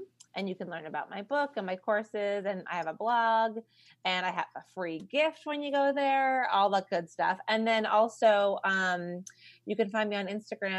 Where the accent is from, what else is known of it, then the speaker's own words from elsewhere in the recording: New York, United States; I'm from New York.